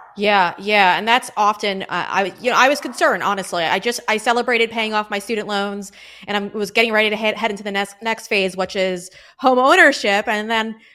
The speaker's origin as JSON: {"language": "English", "town": "Huntington", "region": "New York", "country": "United States", "tie": "born or raised there", "said": "I was raised in Huntington, New York with my six siblings."}